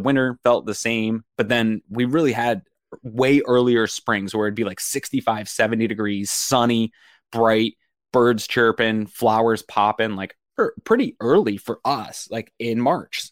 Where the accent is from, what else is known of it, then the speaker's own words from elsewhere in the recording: Maine, United States; moved away; we're from Maine